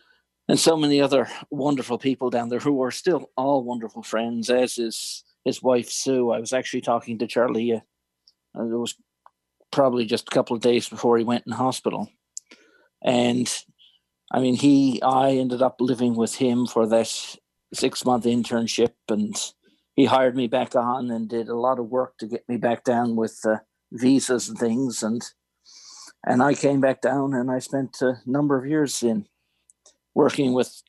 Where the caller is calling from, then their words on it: Newfoundland and Labrador, Canada; And I came down from Canada, and that's where I'm calling from now, Newfoundland, Canada.